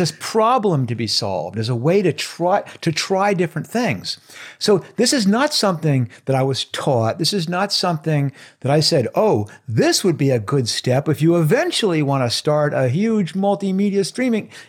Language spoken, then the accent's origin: English; outside of New York City, United States; I grew up in, uh, outside of New York City